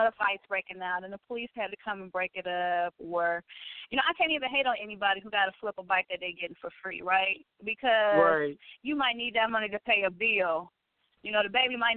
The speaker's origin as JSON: {"language": "English", "town": "Detroit", "region": "Michigan", "country": "United States", "said": "I'm from Detroit"}